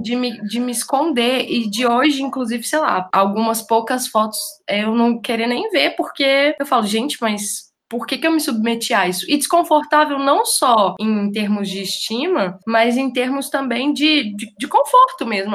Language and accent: Portuguese; Divinópolis, Minas Gerais, Brazil; moved away; eu sou de Divinópolis, que é a capital mineira da moda